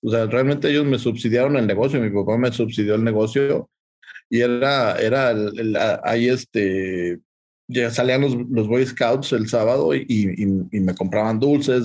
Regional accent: Aguascalientes, Mexico; Yo soy originario de Aguascalientes.

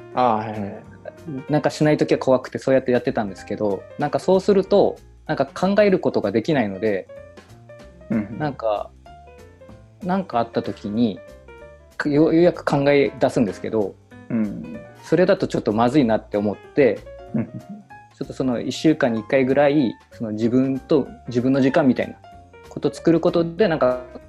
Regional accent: Kumamoto, Japan; moved away; もともと地元は熊本なので、ちょっと今地元ではないんですけど

